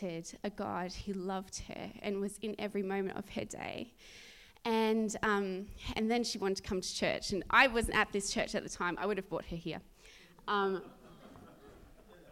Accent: Australia; moved away; at my mum's house in my hometown

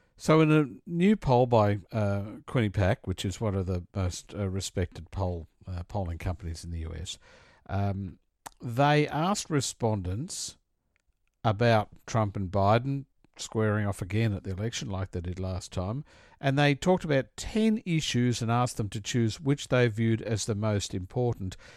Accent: Australia

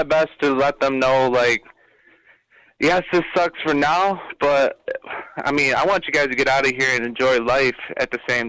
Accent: Western New York, United States; now in Texas, United States; I'm from, you know, Western New York

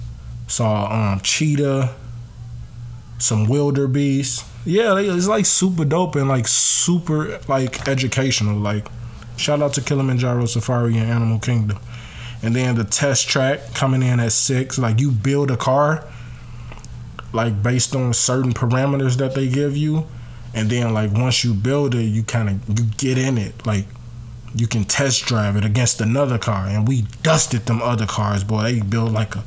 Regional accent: Chicago, Illinois, United States; Me as a Chicagoan, or us as Chicagoans

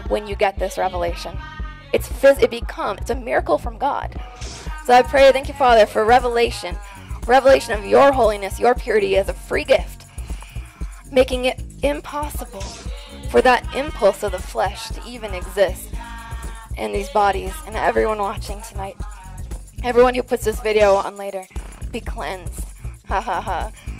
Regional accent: Texas, United States; I'm from Texas.

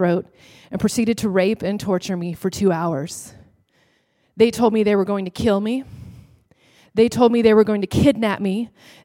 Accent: Texas, United States; I'm from Texas

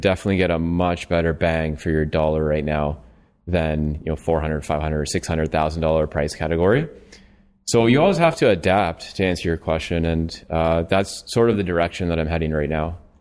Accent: London, Ontario, Canada; I'm from London, Ontario

